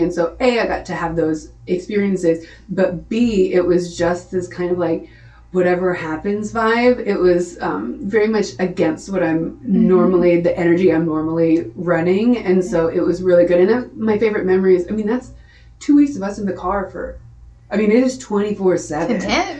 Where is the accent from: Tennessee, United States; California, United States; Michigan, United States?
Tennessee, United States; Nashville; I thought I was moving. I came from Nashville.